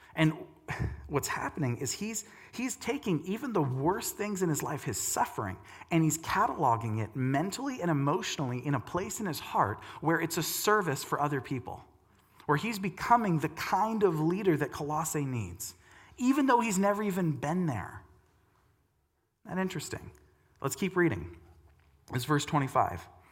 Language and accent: English; United States; my Christian American worldview